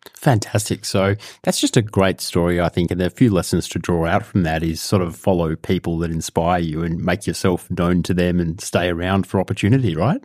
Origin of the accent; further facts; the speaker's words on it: Australia; a Jewish person growing up in Australia